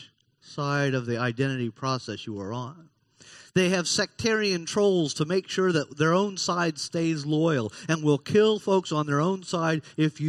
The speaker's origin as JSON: {"language": "English", "region": "Florida", "country": "United States", "tie": "born or raised there", "said": "I've lived in Florida all but 5 years of my 58 years. And I love Florida, even if Florida on occasion gets laughed at in the news. I love Florida. I'm not allowed to call myself a Floridian because I wasn't born here"}